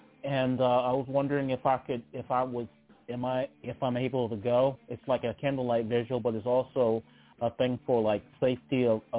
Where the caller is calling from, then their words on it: Charlottesville, Virginia, United States; I'm calling from Charlottesville, Virginia.